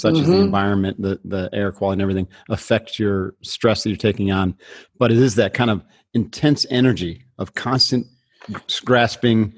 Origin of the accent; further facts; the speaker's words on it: upstate New York, United States; moved away; I am from New York State.